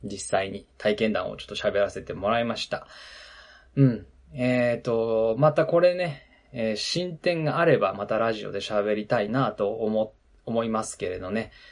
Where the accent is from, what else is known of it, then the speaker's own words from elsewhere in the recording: Nagano, Japan; moved away; ウィンタースポーツの盛んなところで僕育ったので